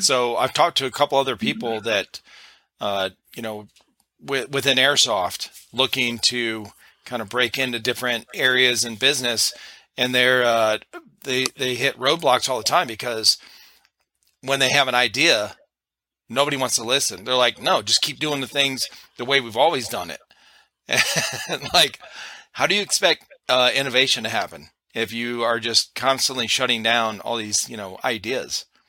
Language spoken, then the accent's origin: English; Cleveland, Ohio, United States; moved away as an adult; now in South Carolina, United States; I'm originally from Cleveland, Ohio.